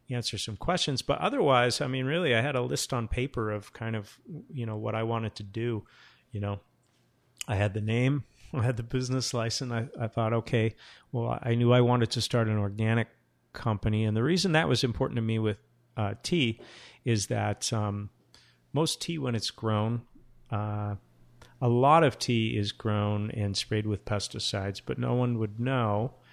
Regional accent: Portsmouth, New Hampshire, United States; also born or lived in Japan / Seattle / Portland, Oregon; I'm from, I was born in Portsmouth, New Hampshire, and, you know, I've lived in Japan, Seattle, Portland, Oregon.

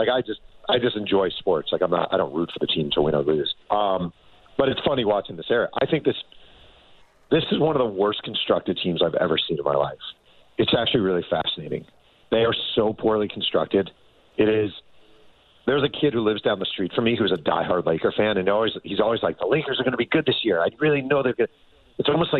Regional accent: United States; now in California, United States; I grew up in New York. I grew up a diehard Jets fan.

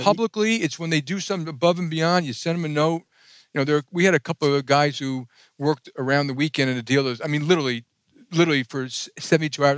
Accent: New York City, New York, United States; I grew up in Jackson Heights, Queens.

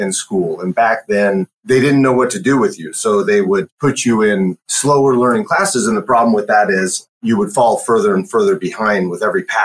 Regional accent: Shoreline, Washington, United States; also born or lived in Alaska / Michigan; I grew up in a suburb of Seattle, North Seattle Shoreline, actually. Born and raised there

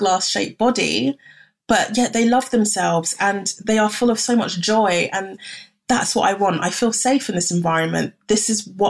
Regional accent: Ghana; I'm from Ghana

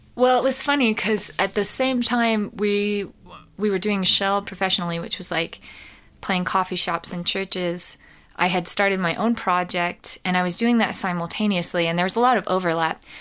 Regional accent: Colorado, United States; I grew up in Colorado

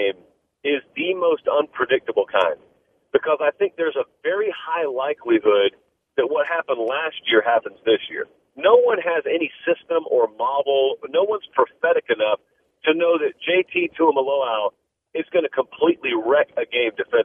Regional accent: the South, United States; I grew up in the South

